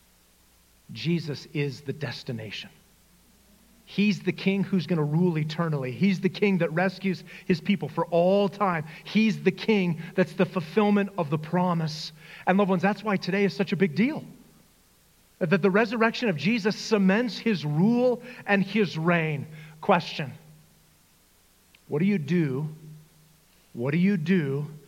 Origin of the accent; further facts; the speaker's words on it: Northern Arizona, United States; growing up in Northern Arizona, I can't tell you how many times I've been to the Grand Canyon